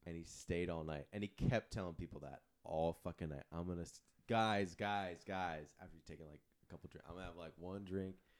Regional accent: San Diego, California, United States; moved away; my hometown of San Diego

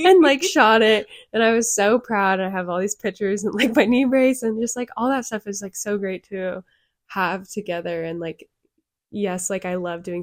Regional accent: Western Washington, United States; when I grew up in Western Washington in a huge area

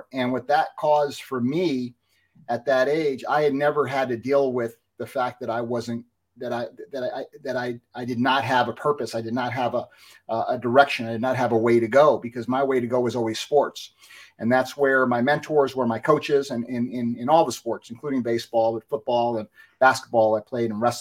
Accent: New Jersey, United States; Growing up in New Jersey, I was a baseball player

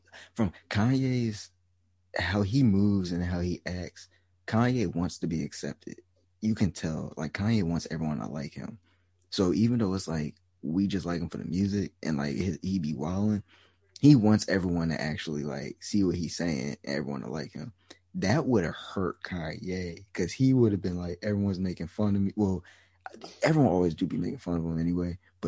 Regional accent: Canada; being from Canada

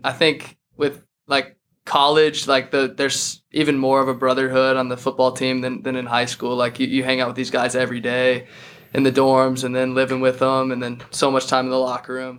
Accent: Boulder, Colorado, United States; I'm from Boulder, Colorado

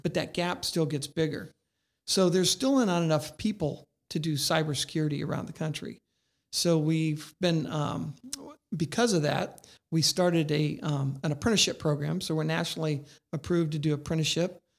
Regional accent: Indiana, United States; I'm from Indiana

